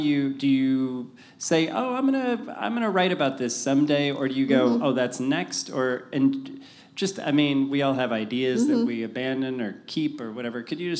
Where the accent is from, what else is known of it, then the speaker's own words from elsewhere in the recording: St. Louis, Missouri, United States; I was just wondering, first of all, I'm from St. Louis.